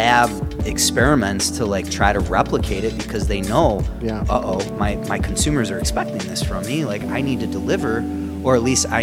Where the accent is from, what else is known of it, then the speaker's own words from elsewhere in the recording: United States; we're American